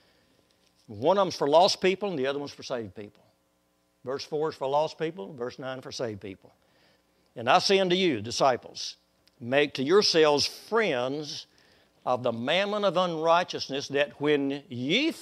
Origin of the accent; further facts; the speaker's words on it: Waco, Texas, United States; when I was a little boy, about 5 years old, Waco, Texas